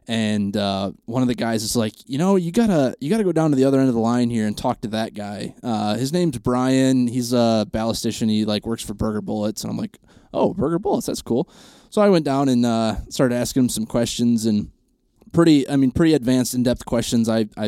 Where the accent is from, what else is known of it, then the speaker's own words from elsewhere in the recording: Michigan, United States; My uncles have a pretty good sized farm in Michigan. I'm from Central Michigan.